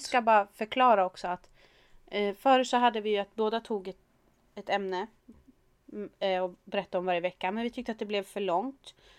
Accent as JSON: {"language": "Swedish", "country": "Sweden", "said": "Vi är svenskar"}